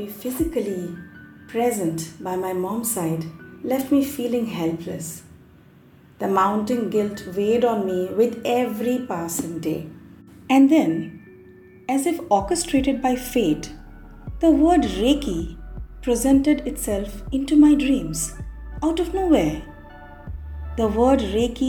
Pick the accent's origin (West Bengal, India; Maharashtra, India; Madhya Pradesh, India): West Bengal, India; also born or lived in Mumbai, India; now in Delhi, India; Back in West Bengal, my hometown, my mom had been diagnosed with throat cancer